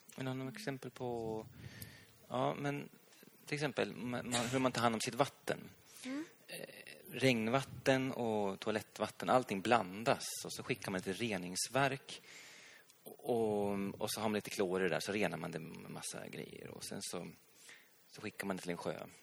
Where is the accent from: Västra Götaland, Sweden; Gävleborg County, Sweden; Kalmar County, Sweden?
Gävleborg County, Sweden; Hälsingland; also born or lived in Stockholm; jag kommer själv från, från Hälsingland